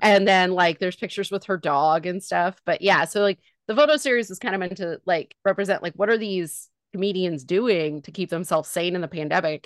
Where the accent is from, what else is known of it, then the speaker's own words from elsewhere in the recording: Northern California, United States; I was raised in Northern California